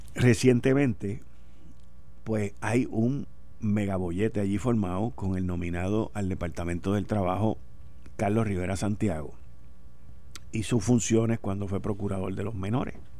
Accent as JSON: {"language": "Spanish", "country": "Puerto Rico", "said": "nosotros somos boricua"}